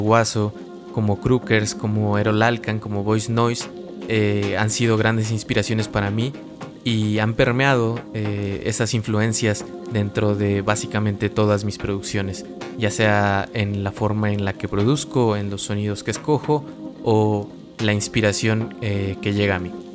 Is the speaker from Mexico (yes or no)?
yes; Mexico; also born or lived in Tlaxcala; soy un productor mexicano radicado en el estado de Tlaxcala